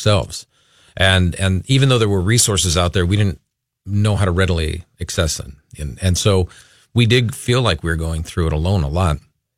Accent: Los Angeles, California, United States; moved away as an adult; also born or lived in Agoura Hills, California; now in Minnesota, United States; we're originally from the Los Angeles area. So we lived in Agoura

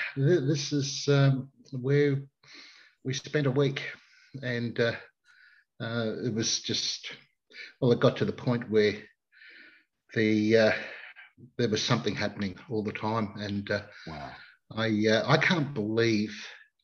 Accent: Queensland, Australia; being a Queenslander

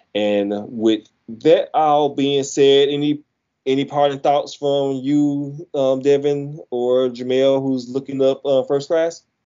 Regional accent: Mississippi, United States; I'm from Mississippi

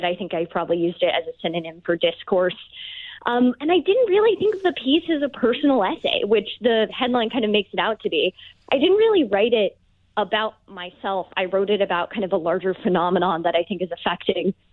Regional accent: outside Birmingham, Alabama, United States; moved away as an adult; also born or lived in Virginia; I grew up in about 45 minutes outside of Birmingham, Alabama.

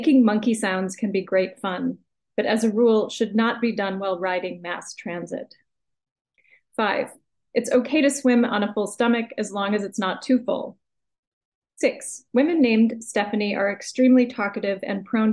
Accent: United States; accent: American English; I'm just using my normal accent, my normal American English

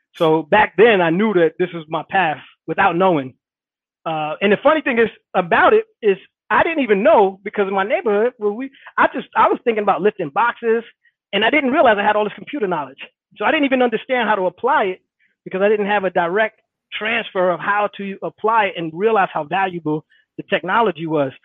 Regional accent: Hackensack, New Jersey, United States; I grew up in Hackensack, New Jersey

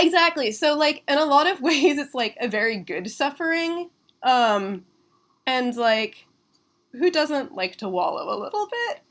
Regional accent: Kirkland, Washington, United States; moved away as an adult; also born or lived in Vermont; I was like born and raised in Kirkland

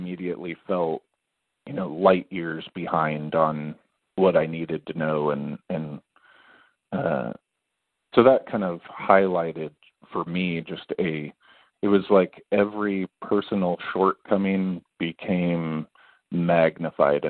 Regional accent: between Kansas and Nebraska, Midwest, United States; also born or lived in California; now in Kansas City, United States; I'm originally from California. I grew up in the Midwest, between Kansas and Nebraska, for a long time

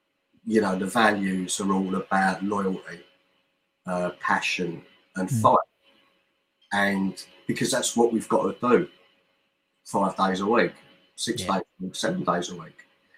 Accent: Stoke Newington, London, United Kingdom; born there; I was born in Stoke Newington.

